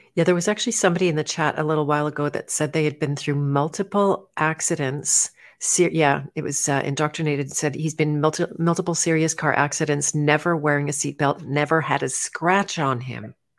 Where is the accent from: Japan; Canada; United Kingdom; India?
Canada; growing up in Canada